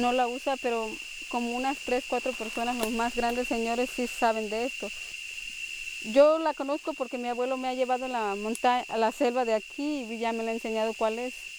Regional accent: Nahá, Chiapas, Mexico; moved away as an adult; now in Chajul, Mexico; Soy originaria La Candona Maya y yo nací en Naja, que es parte de Mesaboc, que son, que es la zona este, la Candona

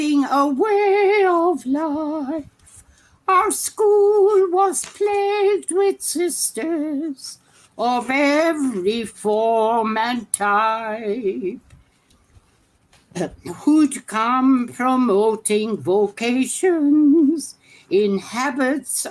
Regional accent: Ireland; moved away

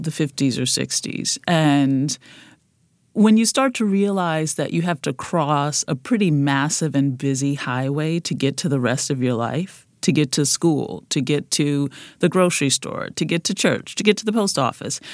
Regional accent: New Orleans, Louisiana, United States; Growing up in the Yellow House

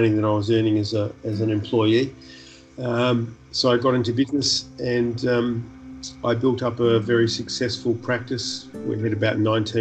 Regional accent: Perth, Western Australia, Australia; born or raised there; also born or lived in New Zealand

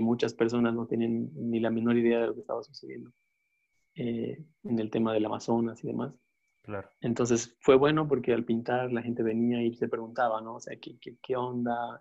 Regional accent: Bolivia; siendo como sudamericanos y más bolivianos

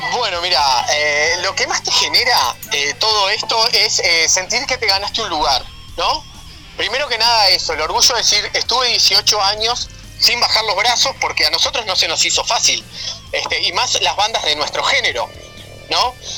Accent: Ciudad de la Costa, Canelones, Uruguay; soy un gurí que se crió y nació en Ciudad de la Costa

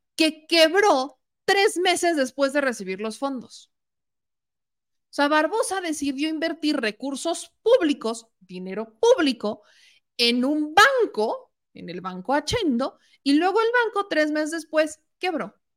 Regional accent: Puebla, Mexico; yo siendo poblana

